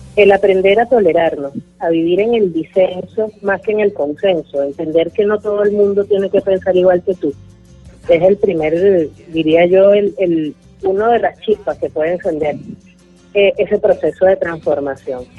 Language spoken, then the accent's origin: Spanish; Venezuela